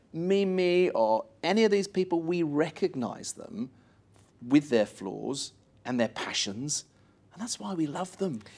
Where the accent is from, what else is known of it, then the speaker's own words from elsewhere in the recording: Sherborne, South West England, United Kingdom; moved away as an adult; now in Australia; I'd done operas since I was about fourteen in my hometown